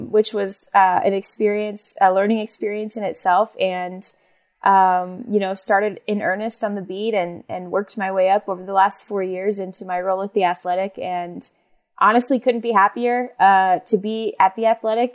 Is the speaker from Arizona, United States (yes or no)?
yes; Phoenix, Arizona, United States; moved away; also born or lived in Los Angeles; I was born and raised in Phoenix, Arizona